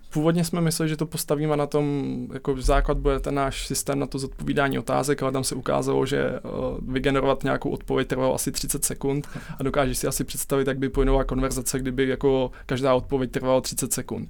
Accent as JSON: {"language": "Czech", "country": "Czechia", "said": "my Češi"}